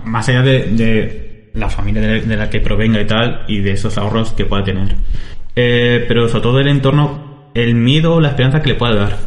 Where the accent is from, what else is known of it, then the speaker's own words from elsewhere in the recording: Almagro, Castilla-La Mancha, Spain; yo quería irme de Almagro